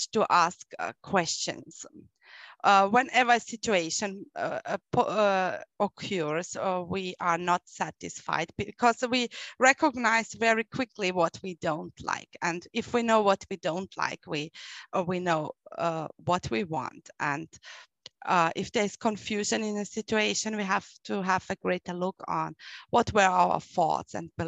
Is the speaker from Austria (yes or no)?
yes; Austria; I'm from Austria